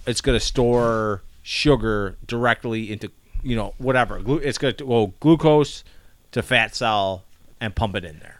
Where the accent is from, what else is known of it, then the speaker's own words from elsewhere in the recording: Chicago, Illinois, United States; we're from Chicago